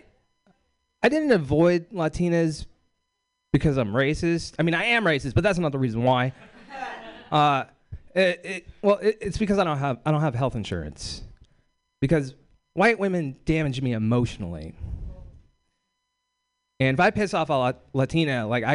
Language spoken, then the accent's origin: English; Bakersfield, California, United States; I'm from Bakersfield, California